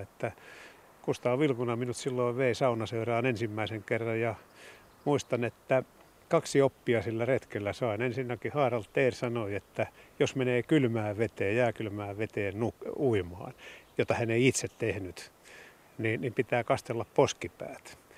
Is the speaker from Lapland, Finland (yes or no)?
no; Lahti, Päijät-Häme, Finland; Meillä Ahtialassa